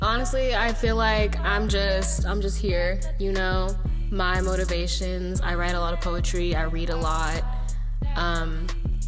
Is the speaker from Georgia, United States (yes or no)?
no; San Leandro, California, United States; I'm from San Leandro, California.